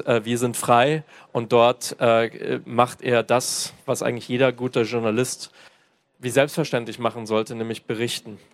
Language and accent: German; Germany; hier in Deutschland, auch als Deutsche